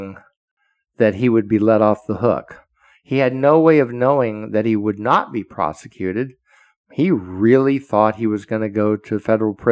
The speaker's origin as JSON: {"language": "English", "country": "United States", "said": "as an American citizen, I am, and a former Fed"}